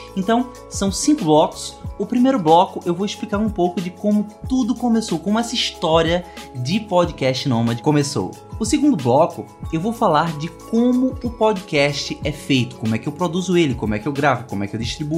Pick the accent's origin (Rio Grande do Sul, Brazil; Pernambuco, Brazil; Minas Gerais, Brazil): Pernambuco, Brazil; Caruaru; eu sou de Caruaru, Pernambuco